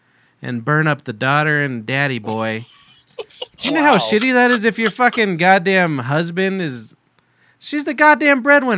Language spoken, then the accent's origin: English; New York, United States; I'm from New York. I know fucking pizza and spaghetti.